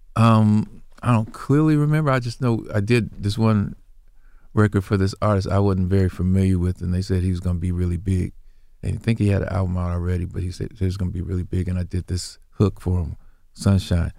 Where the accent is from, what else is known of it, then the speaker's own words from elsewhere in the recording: Indianapolis, Indiana, United States; my hometown and which was Indianapolis